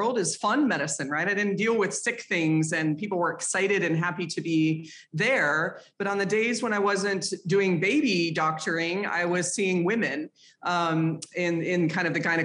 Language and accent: English; Boulder, Colorado, United States; I grew up in Boulder, Colorado